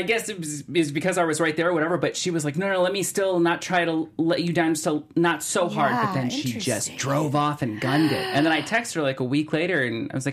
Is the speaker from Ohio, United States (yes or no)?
yes; Cleveland, Ohio, United States; now in Los Angeles, United States; I grew up in Cleveland